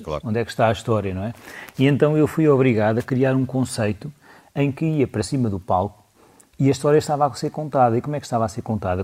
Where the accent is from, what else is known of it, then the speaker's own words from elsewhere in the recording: Lisbon, Portugal; also born or lived in Aroeira; eu cresci em Lisboa, mesmo ao pé ali da, da zona do Largo do Rato, Príncipe Real